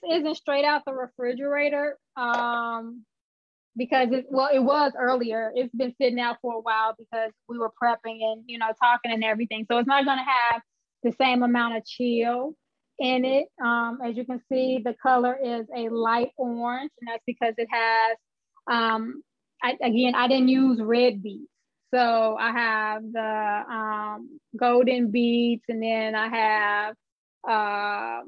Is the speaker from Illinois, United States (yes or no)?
yes; Chicago, Illinois, United States; I'm born and raised in Chicago